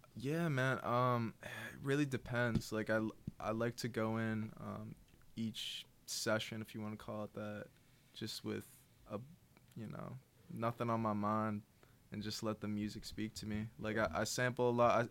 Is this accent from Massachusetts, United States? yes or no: yes; Newton, Massachusetts, United States; I'm from Newton